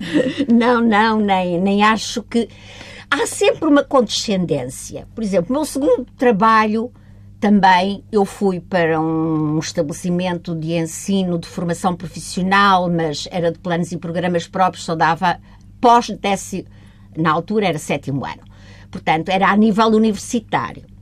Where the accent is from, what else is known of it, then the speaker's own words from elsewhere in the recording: Évora, Alentejo, Portugal; born there; Sim, em Évora.